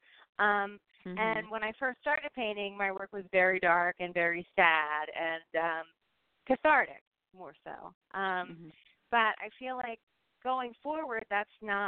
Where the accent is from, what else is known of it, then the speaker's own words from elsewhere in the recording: Philadelphia, Pennsylvania, United States; moved away as an adult; now in San Francisco, United States; I grew up in Philadelphia